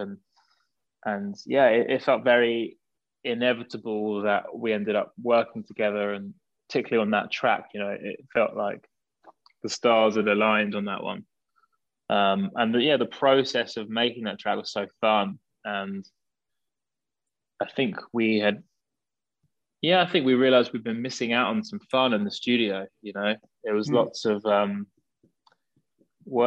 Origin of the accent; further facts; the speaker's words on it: near Brighton, South East England, United Kingdom; We grew up around this kind of whole, seaside area, really